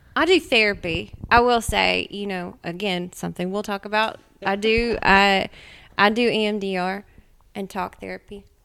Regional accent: Nashville, Tennessee, United States; also born or lived in Mount Juliet, Tennessee; I was born and raised in Nashville.

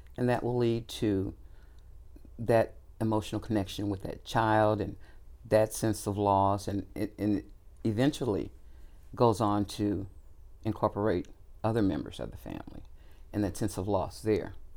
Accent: Kansas City, Missouri, United States; also born or lived in Texas; I was born in Texas, but I lived most of my life here in Kansas City. Grew up here right in the urban community.

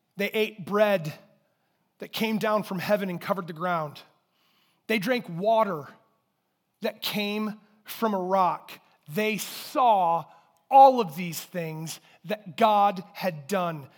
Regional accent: Durand, Michigan, United States; I grew up in Durand, and I won't let anyone hold it against me, but that's where I grew up

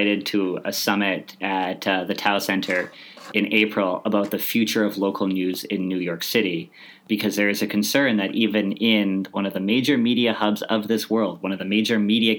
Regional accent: Canada; I'm Canadian. This is what we do. We're optimistic. As a people, we are optimistic.

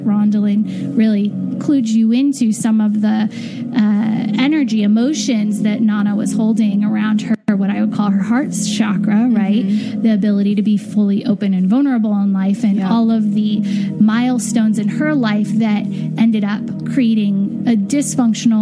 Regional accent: California, United States; when I was really young, I remember in California walking into Ralph's grocery store

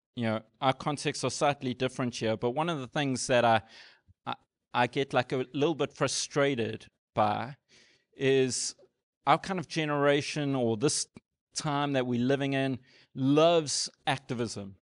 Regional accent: South Africa; as a South African

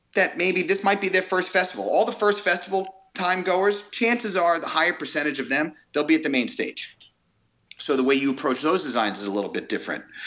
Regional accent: Five Towns, Long Island, New York, United States; now in California, United States; I grew up in the Five Towns

